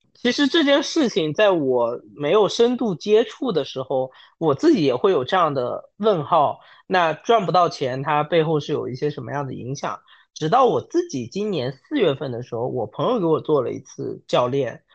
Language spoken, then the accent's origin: Chinese; Wenzhou, Zhejiang, China; 我自己是一个九五后，然后温州人